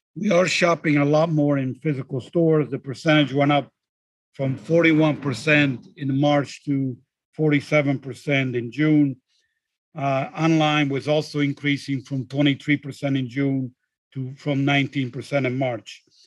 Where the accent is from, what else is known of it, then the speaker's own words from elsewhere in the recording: just south of Rome, Lazio, Italy; moved away; I actually happen to be recording today from sunny Italy, from my hometown just south of Rome